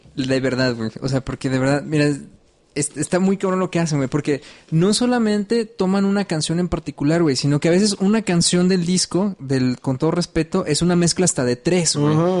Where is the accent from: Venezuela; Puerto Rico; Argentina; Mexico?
Mexico; tú y yo entendemos tanto el contexto como mexicanos